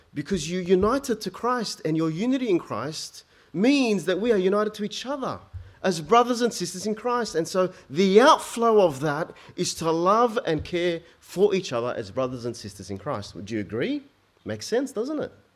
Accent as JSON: {"language": "English", "country": "Egypt", "tie": "born or raised there", "said": "I was born in Egypt"}